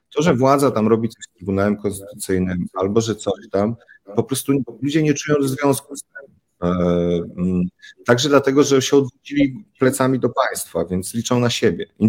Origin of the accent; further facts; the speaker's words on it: Warsaw, Masovian Voivodeship, Poland; Ja w Jelon, na Jelonkach, warszawskich Jelonkach